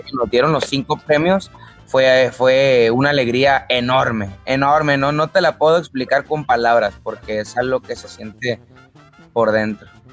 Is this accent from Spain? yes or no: no; Tijuana, Baja California, Mexico; also born or lived in Culiacán, Sinaloa; Yo nací en Culiacán, Sinaloa, pero me crié allá en Tijuana. A los ocho años yo ya estaba en Tijuana.